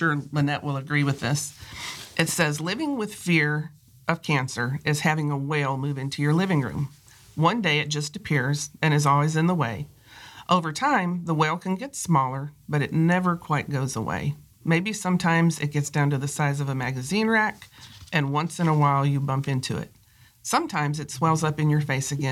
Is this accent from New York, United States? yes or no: no; Michigan, United States; now in South Carolina, United States; I was raised in Michigan